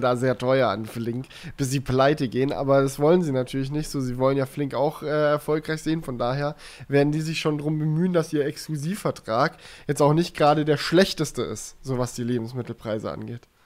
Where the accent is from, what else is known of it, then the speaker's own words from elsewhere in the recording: Germany; wir sind aus Deutschland